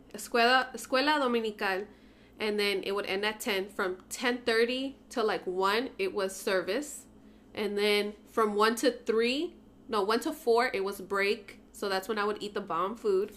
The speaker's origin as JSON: {"language": "English", "town": "San Francisco", "region": "California", "country": "United States", "tie": "born or raised there", "said": "I grew up in San Francisco and with a single mom"}